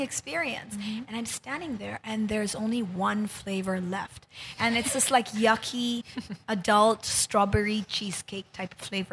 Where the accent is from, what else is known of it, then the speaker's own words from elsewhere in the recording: Japan; moved away as an adult; also born or lived in United States / New York City; now in Philippines; I grew up in Japan. And um, I went to college in the U.S.